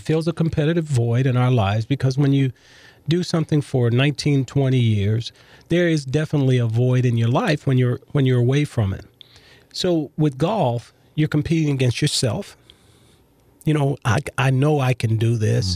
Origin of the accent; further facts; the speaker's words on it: Los Angeles, California, United States; growing up in South Central Los Angeles